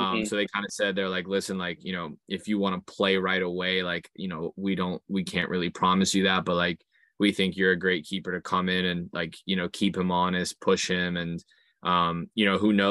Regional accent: United States; moved away as an adult; now in England, United Kingdom; as an American

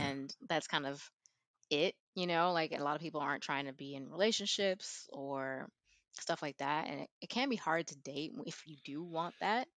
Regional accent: Houston, Texas, United States; moved away as an adult; also born or lived in South Korea / Madrid, Spain; growing up in Texas, especially in suburbia

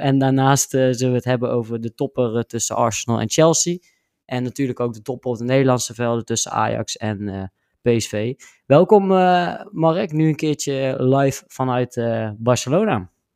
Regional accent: Netherlands; wij als Nederlanders

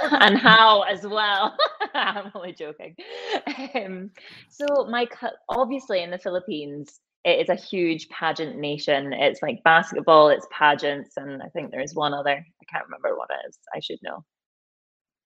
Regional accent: Dunblane, Scotland, United Kingdom; moved away; also born or lived in Glasgow / London; So I'm from Dunblane originally. Originally, I'm only from Dunblane, essentially.

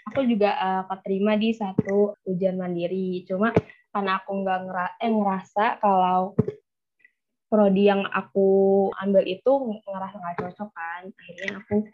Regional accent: Bekasi, West Java, Indonesia; perkenalkan … asal dari Bekasi.

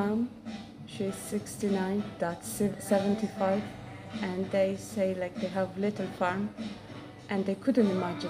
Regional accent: Ukraine; moved away as an adult; now in Roscommon, Ireland; I'm originally from Ukraine.

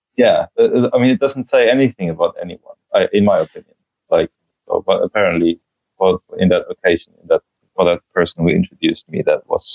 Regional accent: Germany; now in Joensuu, Finland; I was born in Germany

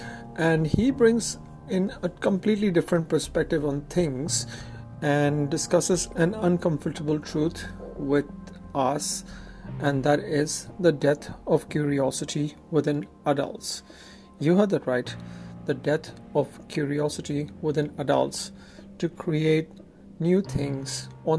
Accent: Lucknow, Uttar Pradesh, India; I'm from the very sophisticated city of Lucknow.

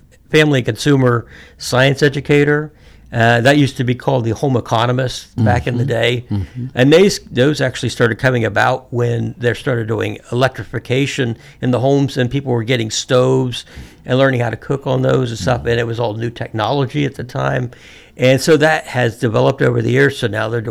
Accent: Florida, United States; moved away as an adult; also born or lived in Amesville, Ohio / Arkansas / Missouri; now in Athens County, Ohio, United States; we ended up moving down to down to Florida. And I spent the rest of my youth growing up in Florida.

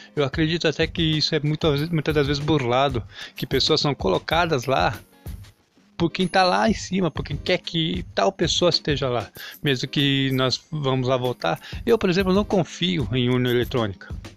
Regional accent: Brazil; eu sou brasileiro

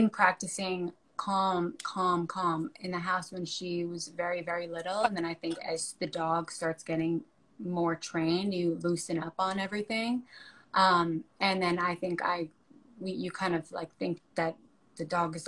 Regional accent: New York, United States; moved away; I'm from New York

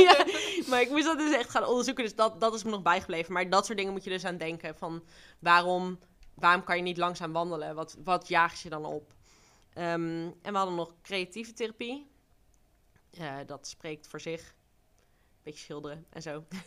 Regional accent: Duiven, Gelderland, Netherlands; also born or lived in Rotterdam; mijn ouders zijn voor mijn vaders werk naar Duiven verhuisd

